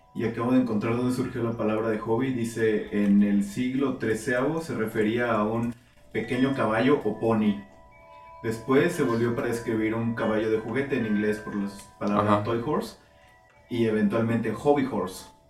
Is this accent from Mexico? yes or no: yes; Mexico; como mexicano